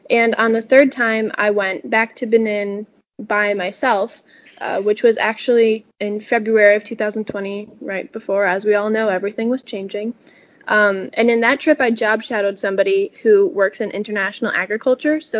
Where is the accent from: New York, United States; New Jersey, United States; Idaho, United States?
New York, United States; Lowville; My hometown of Lowville has had a couple of other state officers